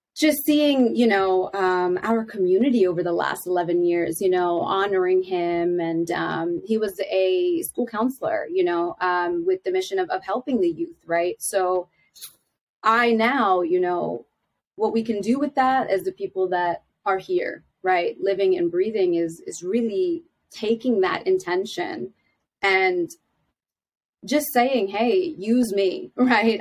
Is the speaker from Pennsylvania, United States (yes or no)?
yes; Philadelphia, Pennsylvania, United States; I am from Philadelphia